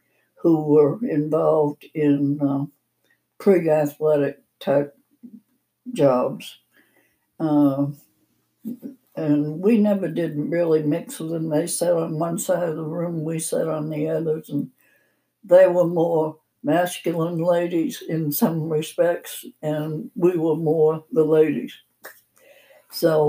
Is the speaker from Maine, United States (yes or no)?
yes; Maine, United States; moved away as an adult; also born or lived in Arkansas / Massachusetts; now in Montana, United States; I grew up in the state of Maine.